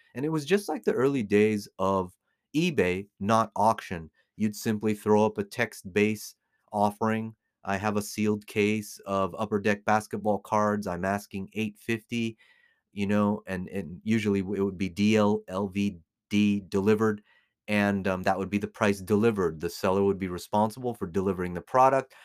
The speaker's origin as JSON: {"language": "English", "country": "United States", "tie": "born or raised there", "lives_now": "Las Vegas, United States", "said": "born and raised in America"}